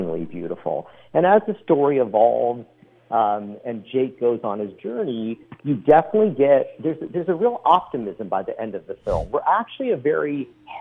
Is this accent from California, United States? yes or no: yes; Bay Area, California, United States; I'm from the Bay Area, too.